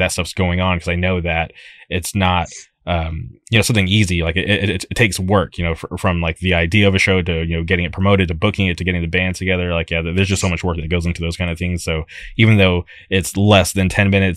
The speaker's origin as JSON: {"language": "English", "town": "Palm Springs", "region": "California", "country": "United States", "tie": "born or raised there", "said": "Growing up, I lived in the Palm Springs area, and we barely had a scene"}